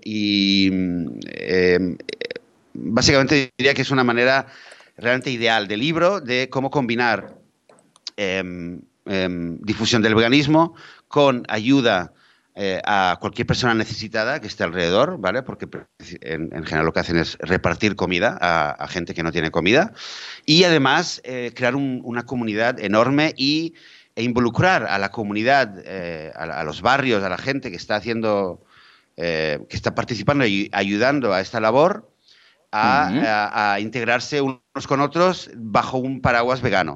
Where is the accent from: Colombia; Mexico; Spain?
Spain; Barcelona, Catalonia; yo crecí en Barcelona